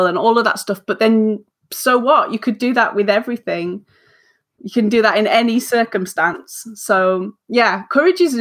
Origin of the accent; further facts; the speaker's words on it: the north of England, United Kingdom; I'm a northern, I'm an English northerner.